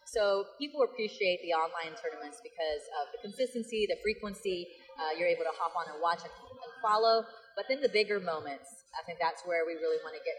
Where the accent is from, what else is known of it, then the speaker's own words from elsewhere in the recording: Dallas, Texas, United States; I'm from Dallas